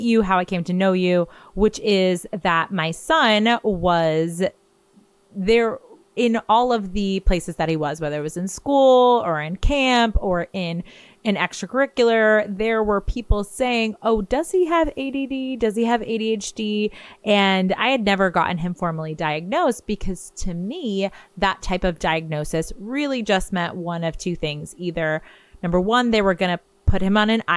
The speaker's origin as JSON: {"language": "English", "town": "Garden City", "country": "United States", "tie": "born or raised there"}